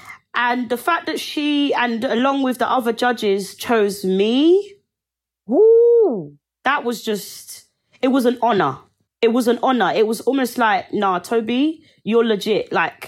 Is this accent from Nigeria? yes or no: yes; Nigeria; also born or lived in England; now in United States; I will show who I am and that I come from Nigeria and I'm English and I'm in America right now.